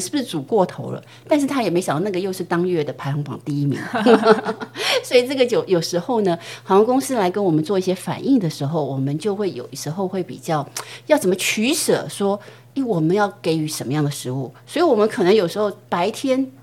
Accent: Taiwan; moved away; also born or lived in United States / Japan / Shanghai; 我们台湾人就很喜欢茶叶蛋

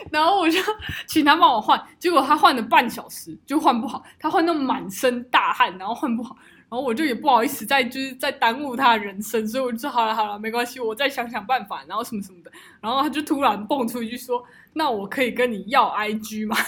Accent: Taichung, Taiwan; 我们台中人

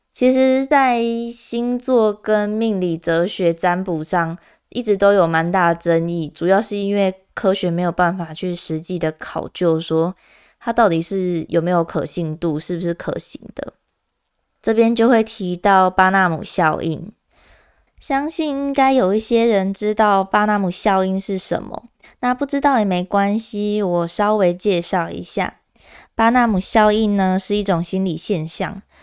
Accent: Kaohsiung, Taiwan; 因为我是高雄人

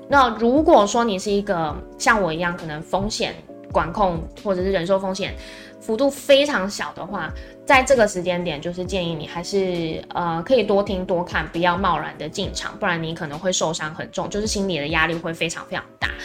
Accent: Taiwan; 我们台湾这边会比较要注意的是

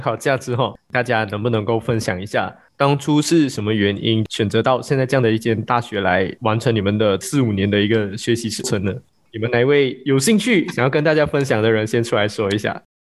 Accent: Malaysia; 我们这里的五个人呢，我们都是来自马来西亚的朋友

